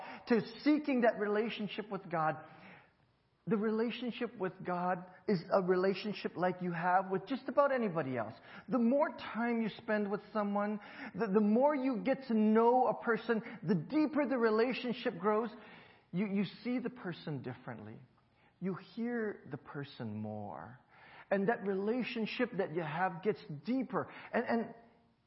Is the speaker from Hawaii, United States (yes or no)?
yes; Hawaii, United States; moved away; growing up in Hawaii